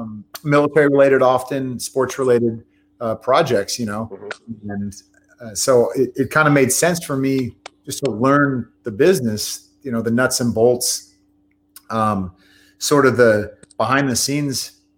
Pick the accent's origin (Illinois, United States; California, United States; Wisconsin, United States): California, United States; Bay Area; I was from the Bay Area, so I was a 49ers fan first.